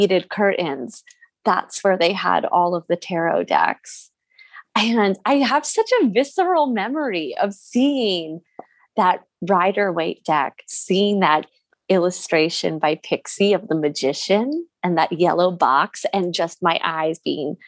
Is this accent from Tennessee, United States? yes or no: no; Jersey Shore, New Jersey, United States; I grew up on the Jersey Shore